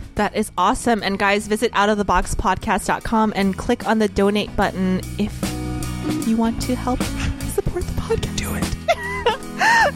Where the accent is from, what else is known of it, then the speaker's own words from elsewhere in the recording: New Orleans, Louisiana, United States; moved away; I grew up in New Orleans